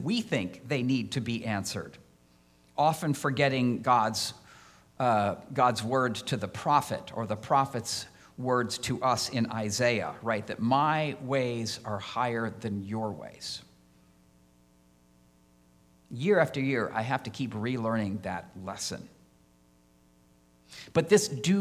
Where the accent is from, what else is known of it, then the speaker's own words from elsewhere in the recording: Iowa, United States; moved away as an adult; also born or lived in Chicago; now in Illinois, United States; I had applied to Iowa State since I grew up in Iowa